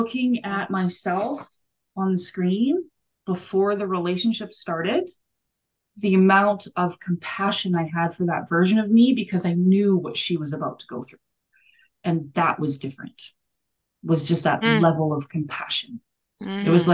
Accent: Alberta, Canada; I grew up in Alberta, which is above Colorado

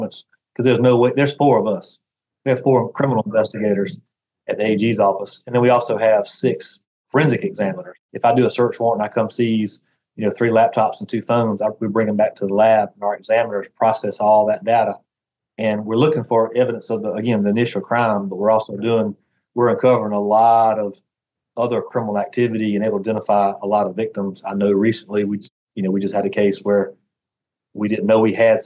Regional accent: Southern, United States; accent: deep Southern; have this terrible deep Southern accent

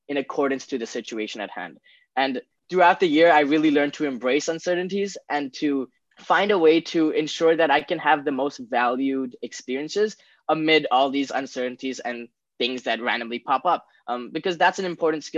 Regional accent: Bangkok, Thailand; I was born and raised in Bangkok, Thailand my entire life

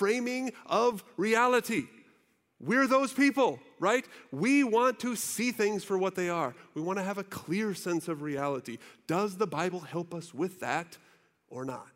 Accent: United States; us Americans

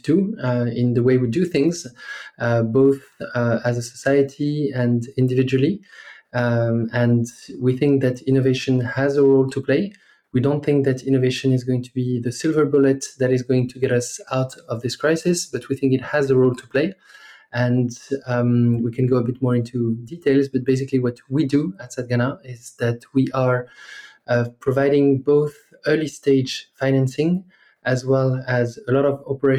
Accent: France; English is a second language; moved away as an adult; as you might hear from my accent, I'm originally from France. That's where I grew up for the first 20 or so years of my life.

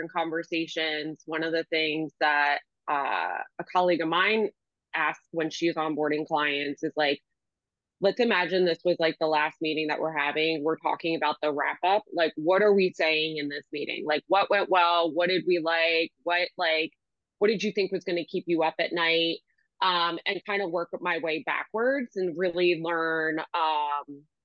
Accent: Washington Township, New Jersey, United States; the community that I grew up in Washington Township

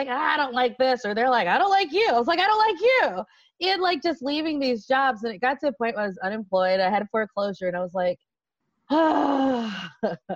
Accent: Las Vegas, Nevada, United States; So I was from Vegas.

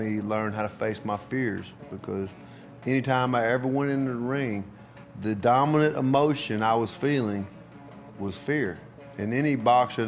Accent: Tupelo, Mississippi, United States; Tupelo, my hometown

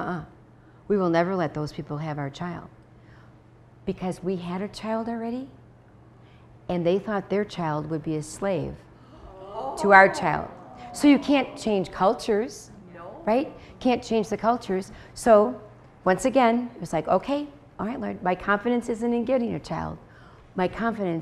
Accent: Wisconsin, United States; we're from Wisconsin

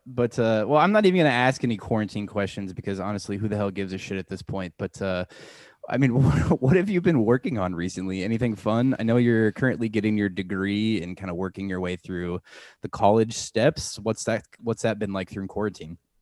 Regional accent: Omaha, Nebraska, United States; being from Omaha, we always would travel to either Des Moines or Kansas City

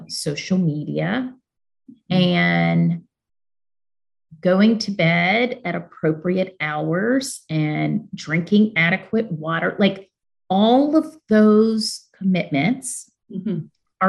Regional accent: Birmingham, Alabama, United States; moved away as an adult; now in Washington, D.C., United States; I was born in Birmingham, Alabama, to two parents who had endured all of the ugliness tied and attached to growing up in southern states

